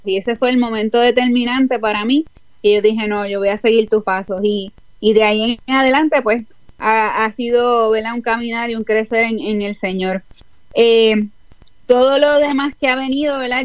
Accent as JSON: {"language": "Spanish", "country": "Puerto Rico", "moved": "as an adult", "lives_now": "Houston, United States", "said": "Pues ahora mismo estoy en Houston, Texas, aquí en los Estados Unidos, hace cuatro años y medio, pero soy original de Puerto Rico."}